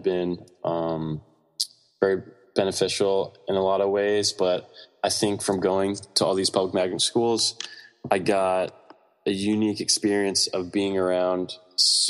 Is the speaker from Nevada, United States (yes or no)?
no; Greenbelt, Maryland, United States; also born or lived in Laurel, Maryland; I was actually born and raised in Prince George's County, in Maryland, which is closer to DC